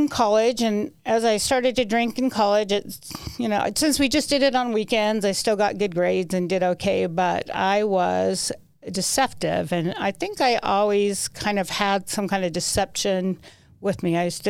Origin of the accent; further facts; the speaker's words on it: Salt Lake City, Utah, United States; I was born in Salt Lake. Went to Cottonwood High School, had a pretty good childhood